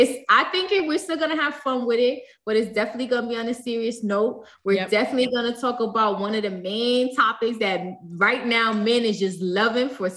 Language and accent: English; New Jersey, United States; accent: New Jersey; my New Jersey accent